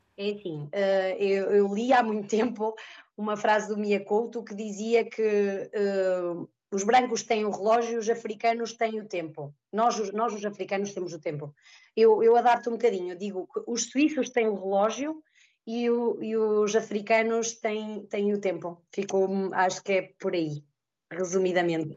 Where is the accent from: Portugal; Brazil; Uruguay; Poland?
Portugal; Trás-os-Montes; moved away as an adult; also born or lived in Azores / Ribeira Grande; now in Switzerland; Eu sou transmontana